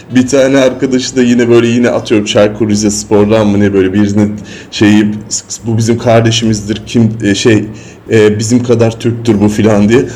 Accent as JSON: {"language": "Turkish", "region": "Istanbul", "country": "Turkey", "said": "İstanbul, Üsküdar'a ya da Kadıköy'e döndüğümde"}